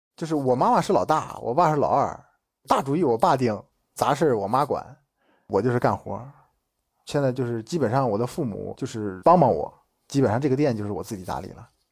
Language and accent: Chinese; Shijiazhuang, Hebei, China; 我是来自河北石家庄，马上就要三十周岁了